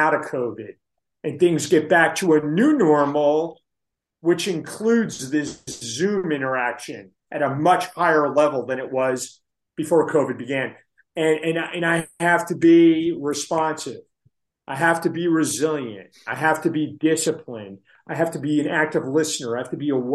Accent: New Jersey, United States; I'm from New Jersey

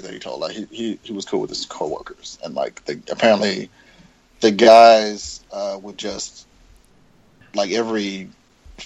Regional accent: the South, United States; I'm from the South.

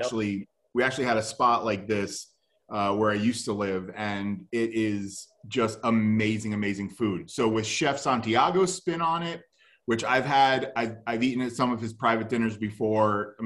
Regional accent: Florida, United States

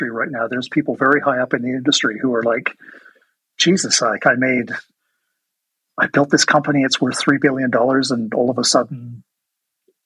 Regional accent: England, United Kingdom; moved away; I'm originally from England

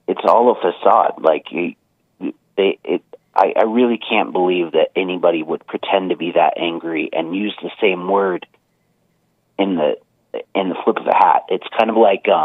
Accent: California, United States; now in Reno, United States; growing up in California

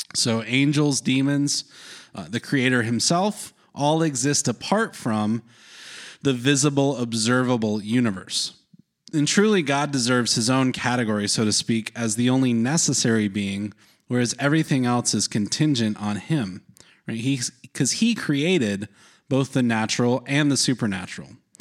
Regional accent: North Carolina, United States; growing up in North Carolina, there was a lot of especially evangelical Protestants

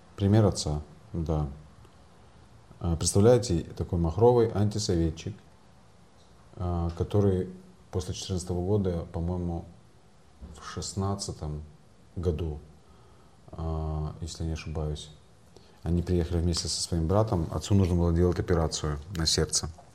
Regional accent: Crimea, Ukraine; moved away as an adult; now in Kyiv, Ukraine

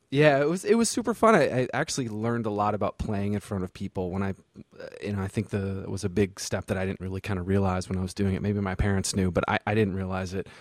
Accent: Vermont, United States; born or raised there; moved away as an adult; also born or lived in the South (US)

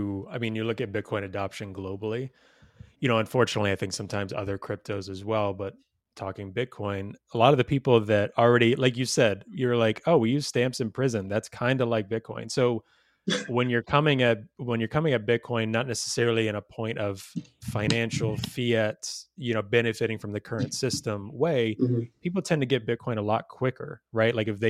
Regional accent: the South, United States; Growing up in the South, it's like you like I, you know, even me being vegan growing up in the South, I still go, you know, when I go home

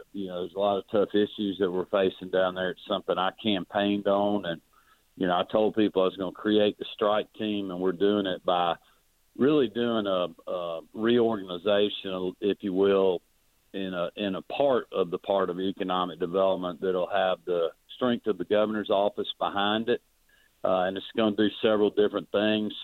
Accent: Oglethorpe County, Georgia, United States; I've spent a lot of time growing up in Oglethorpe County

